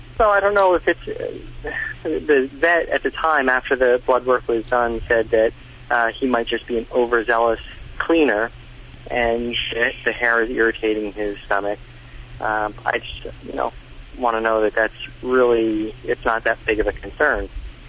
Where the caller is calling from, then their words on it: Caldwell, New Jersey, United States; I'm calling from Caldwell, New Jersey.